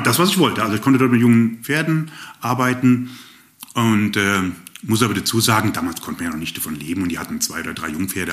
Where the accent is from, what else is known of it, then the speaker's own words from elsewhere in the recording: Rhine-Main area, Hesse, Germany; moved away as an adult; also born or lived in Upper Swabia, near Ravensburg; now in Ravensburg area, Germany; ursprünglich bin ich aufgewachsen im Rhein-Main-Gebiet